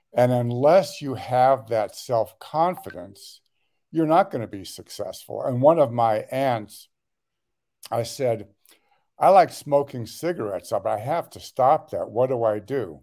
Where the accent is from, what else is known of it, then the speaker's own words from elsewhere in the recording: Los Angeles, California, United States; I was born and raised in the Los Angeles area. uh, the west side